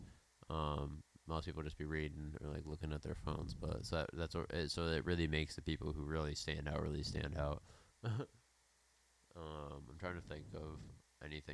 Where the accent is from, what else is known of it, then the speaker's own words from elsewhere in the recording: Detroit, Michigan, United States; I grew up around Detroit